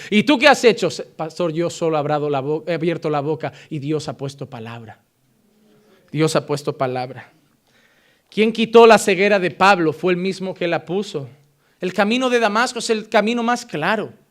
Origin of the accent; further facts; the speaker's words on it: Barcelona, Catalonia, Spain; born there; Yo sé que nací en Barcelona, o eso me dijeron.